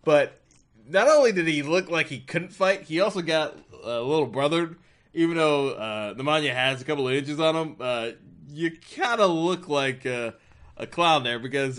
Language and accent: English; Compton, California, United States; Again, even though I grew up in Compton